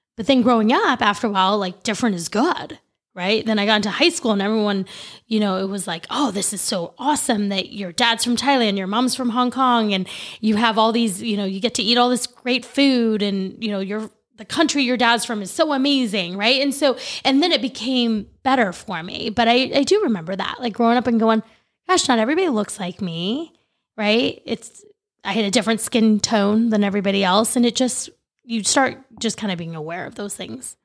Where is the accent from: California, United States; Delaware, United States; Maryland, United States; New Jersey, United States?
California, United States; El Dorado Hills; I grew up in Elder High Hills, California